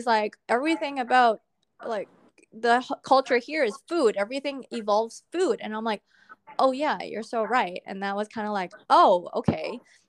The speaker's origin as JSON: {"language": "English", "country": "Canada", "tie": "born or raised there", "said": "because it's different to what I was brought up with in North America. So I kind of find it, I guess, a blessing that I am a Canadian-born Chinese."}